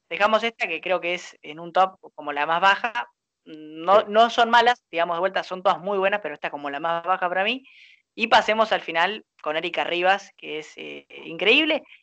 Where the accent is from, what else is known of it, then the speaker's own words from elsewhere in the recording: Argentina; apasionado que somos los argentinos